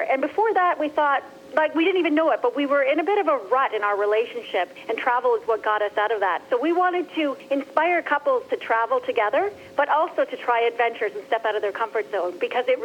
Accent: Alberta, Canada; born there; I was born in Alberta, Canada, and we tend to go to Alberta a lot.

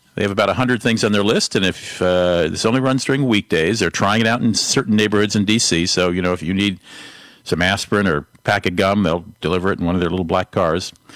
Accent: St. Paul, Minnesota, United States; my hometown here in St. Paul

